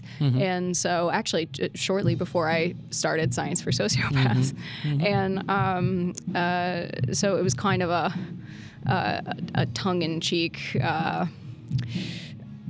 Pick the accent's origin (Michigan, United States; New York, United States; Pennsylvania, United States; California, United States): Michigan, United States; Detroit; moved away; also born or lived in San Francisco; I'm from Detroit, the Detroit area